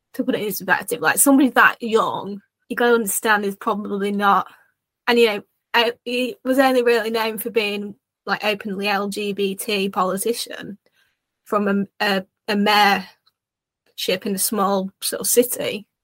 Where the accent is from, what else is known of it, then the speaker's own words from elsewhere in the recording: United Kingdom; as a Brit